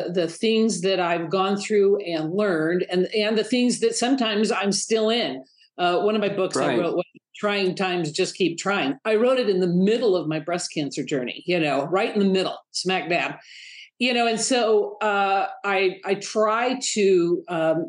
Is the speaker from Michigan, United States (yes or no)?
yes; Detroit, Michigan, United States; moved away; I was raised in Detroit, and I can't tell you how many times I think, how did a little girl from Detroit, Michigan end up here